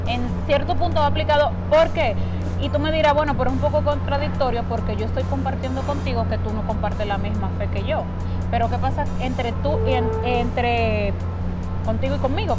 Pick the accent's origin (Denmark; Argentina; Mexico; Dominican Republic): Dominican Republic; nosotros los dominicanos